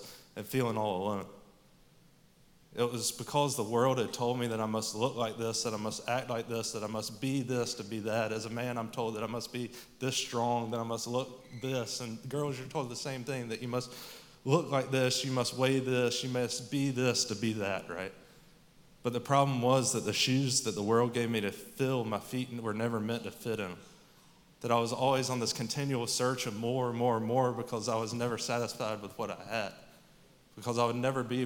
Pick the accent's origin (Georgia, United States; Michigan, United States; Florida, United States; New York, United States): Georgia, United States; Statesboro; I grew up here in Statesboro